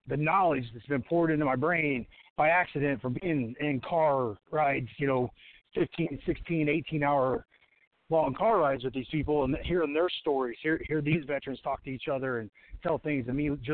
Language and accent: English; Washington, Indiana, United States; started in this little gym in my hometown, Washington, Indiana.